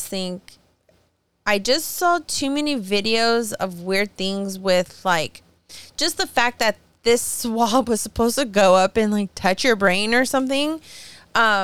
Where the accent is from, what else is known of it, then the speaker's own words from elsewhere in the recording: near Fresno, California, United States; moved away; I grew up near Fresno